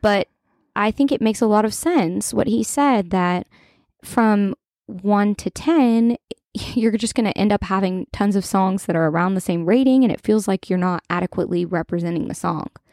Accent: Kentucky, United States; I'm from Kentucky

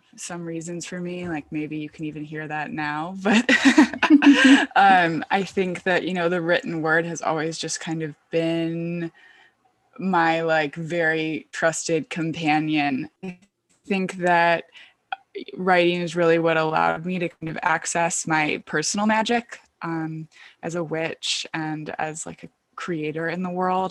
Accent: Michigan, United States; now in Brooklyn, New York, United States; I'm from Michigan

